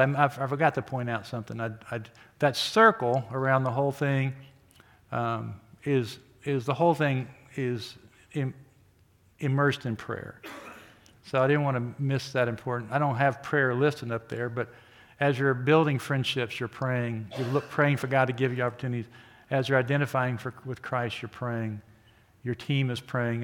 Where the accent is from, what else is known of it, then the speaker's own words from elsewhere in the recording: Oklahoma, United States; moved away as an adult; now in Wichita, United States; I grew up in Oklahoma and came here to go to school